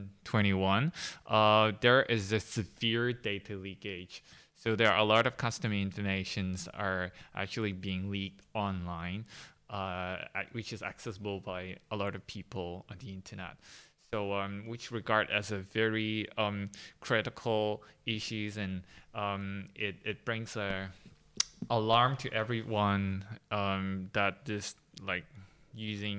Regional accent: Hong Kong; I'm from Hong Kong.

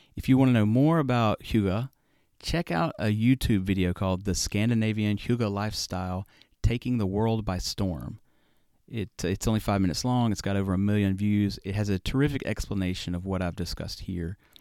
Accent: the South, United States; I'm from the South

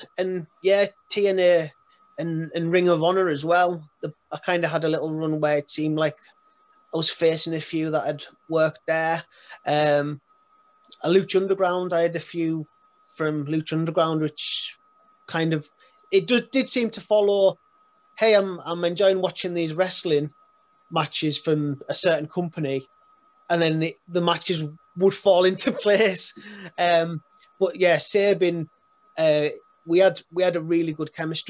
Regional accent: Carlisle, North West England, United Kingdom; born and raised in Carlisle

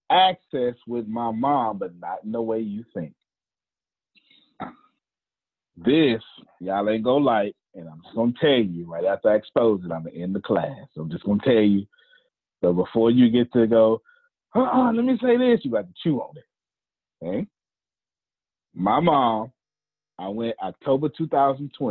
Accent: Galveston, Texas, United States; I'm from Galveston, Texas

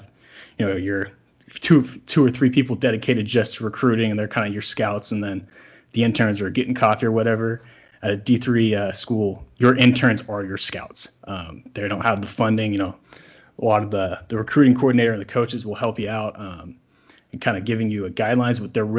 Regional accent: California, United States; where I grew up in California

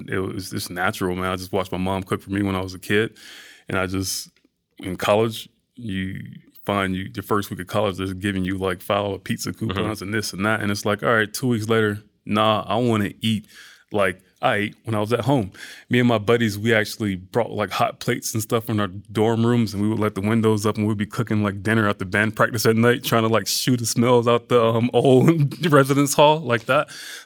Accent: the South, United States; and I'm from the South, so it's like food, that's a big part of Southern culture, you know?

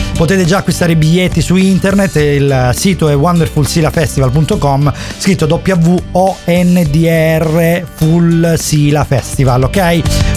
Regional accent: Southern Italy, Italy; qua al sud siamo dei lavoratori instancabili

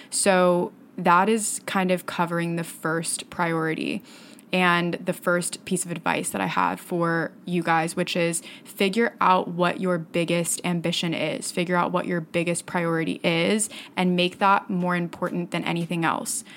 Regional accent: Fort Myers, Florida, United States; moved away as an adult; now in New York, United States; I grew up in Fort Myers, Florida, which is a small-ish town about two hours south of Tampa on the southwest coast

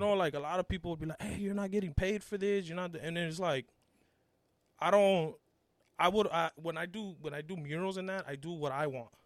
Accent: Los Angeles, California, United States; born or raised there; English is a second language; also born or lived in Mexico

